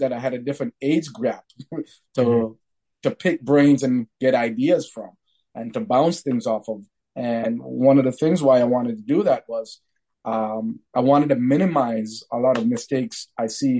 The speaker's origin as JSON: {"language": "English", "town": "Sudbury", "region": "Ontario", "country": "Canada", "tie": "born or raised there", "said": "growing up in Sudbury, as a minority"}